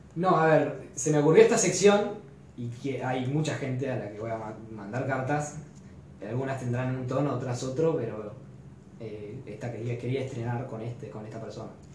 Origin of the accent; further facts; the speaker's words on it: Argentina; como católico, como latinoamérico, latinoamericano y como argentino